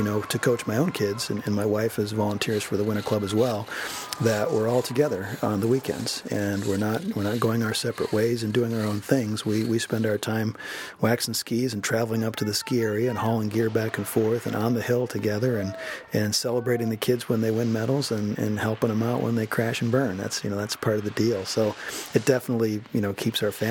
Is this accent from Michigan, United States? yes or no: yes; Michigan, United States; moved away as an adult; now in Yosemite area, California, United States; I grew up racing in Michigan with my brothers and my family, and coached back there when I was in college